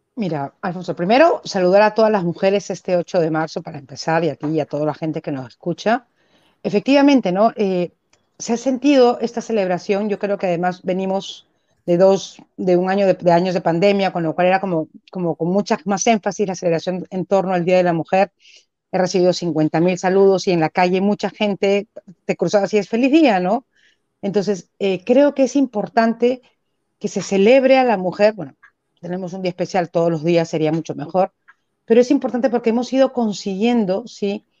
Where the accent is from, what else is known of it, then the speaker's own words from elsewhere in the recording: Peru; vivo como un peruano común y silvestre